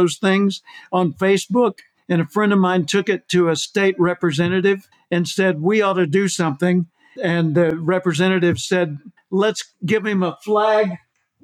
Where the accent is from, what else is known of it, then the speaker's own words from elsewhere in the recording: Little Rock, Arkansas, United States; also born or lived in California; now in Austin, United States; I grew up in Little Rock, Arkansas